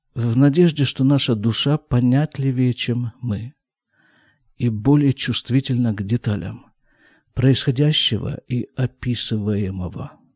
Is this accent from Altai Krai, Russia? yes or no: no; Krasnoyarsk, Krasnoyarsk Krai, Russia; now in Israel; я родился и вырос в Красноярске